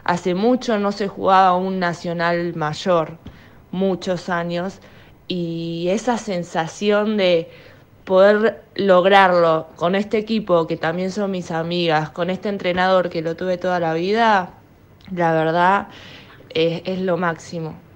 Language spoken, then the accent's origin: Spanish; Buenos Aires, Argentina; tengo 22 años, soy de Capital Federal.